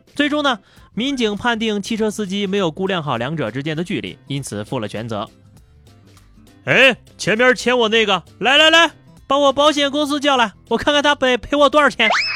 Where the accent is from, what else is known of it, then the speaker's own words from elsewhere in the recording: China; 作为一个中国人